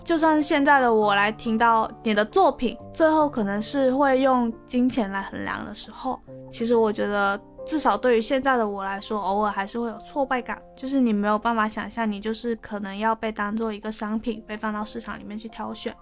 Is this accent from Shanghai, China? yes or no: no; Guangdong, China; 我是潮汕，我是广东潮汕人，我不会粤语